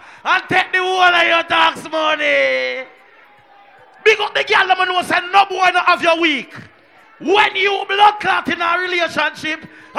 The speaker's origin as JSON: {"language": "English", "country": "Jamaica", "moved": "yes", "lives_now": "United States", "said": "Because so we stay as Jamaican. I lie me a tell. Me a say this now. When me a come to America, me flood this with my relationship at Jamaica. Me left my girlfriend down there."}